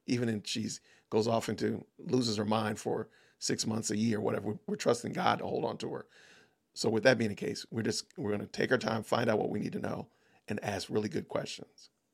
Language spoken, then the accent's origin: English; Atlanta, Georgia, United States; I'm from Atlanta